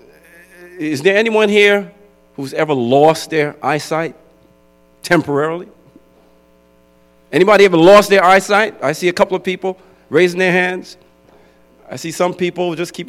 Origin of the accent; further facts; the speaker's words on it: New York City, New York, United States; moved away; I grew up in New York City, Brooklyn